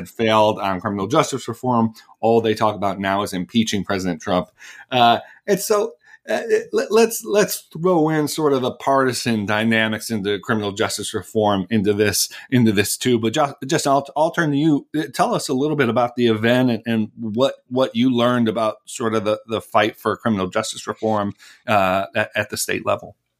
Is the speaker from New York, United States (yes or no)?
yes; Buffalo, New York, United States; I'm from Buffalo